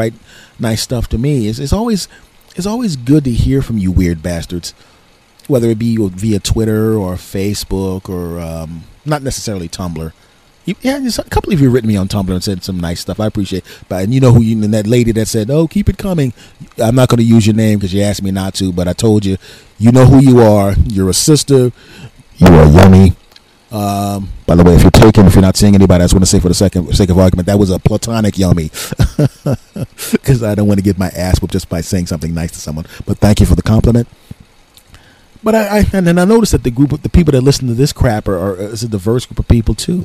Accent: Philadelphia, Pennsylvania, United States; moved away; I'm originally from Philadelphia.

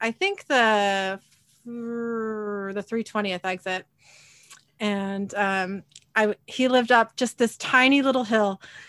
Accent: Kent, Washington, United States; also born or lived in Federal Way; I was living in the house I grew up in Kent.

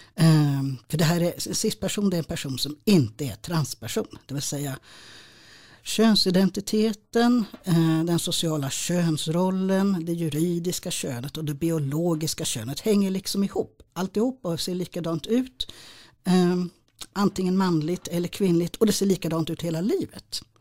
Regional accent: Stockholm, Stockholm County, Sweden; jag är stockholmare

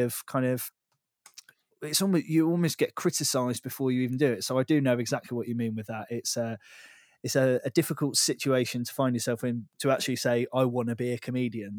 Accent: Devon, South West England, United Kingdom; moved away; also born or lived in Bath; I grew up down in Devon, which is, is where you are.

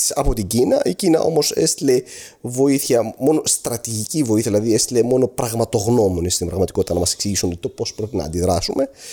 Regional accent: Aleppo, Aleppo Governorate, Syria; moved away as an adult; now in Greece; Γεννήθηκα και με μεγάλωσα στο Χαλέπι τη Συρία

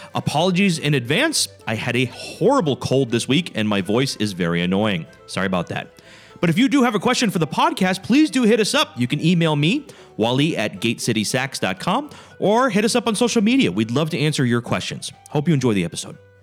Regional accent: United States; I'm an American.

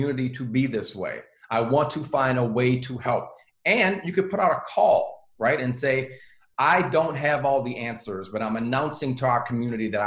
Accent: the South, United States; I grew up in the South.

